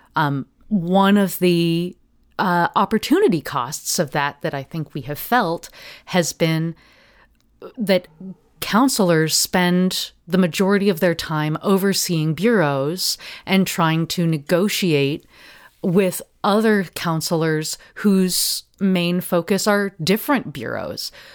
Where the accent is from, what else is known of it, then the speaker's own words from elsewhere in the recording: Portland, Oregon, United States; I grew up in Park Rose uh, neighborhood